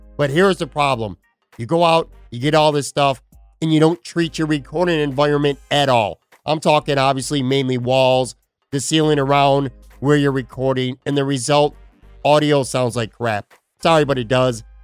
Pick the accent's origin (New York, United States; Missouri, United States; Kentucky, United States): New York, United States; Buffalo; now in Florida, United States; I grew up in the West Side, Black Rock area, so I'm very familiar with Casey's Tavern